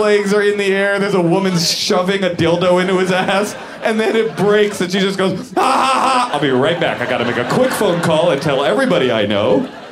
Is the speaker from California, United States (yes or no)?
yes; San Francisco, California, United States; I grew up in the San Francisco area